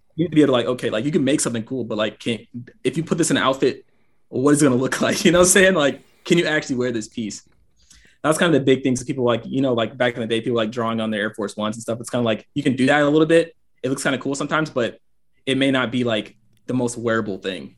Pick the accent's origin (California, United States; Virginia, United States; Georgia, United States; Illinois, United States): Georgia, United States; Gwinnett County, suburb of Atlanta; moved away as an adult; now in Alabama, United States; I'm from Gwinnett, just suburb of Atlanta." So I pretty much lived there my entire life.